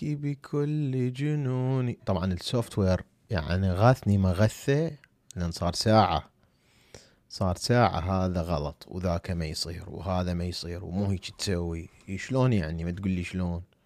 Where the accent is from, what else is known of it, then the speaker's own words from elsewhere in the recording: Iraq; أنا عراقي. شوفوا الجواز مالتي العراقي